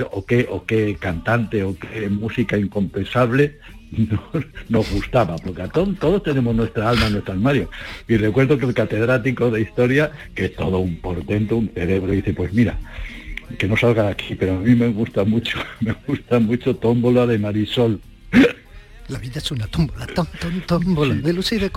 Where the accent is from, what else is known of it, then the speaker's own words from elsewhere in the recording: Cuba; moved away; una canción fantástica que cuando salí de Cuba